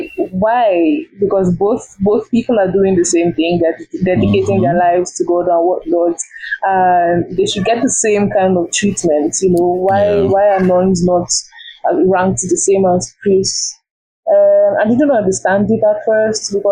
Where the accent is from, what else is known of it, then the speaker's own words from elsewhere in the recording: Nigeria; I'm a Nigerian.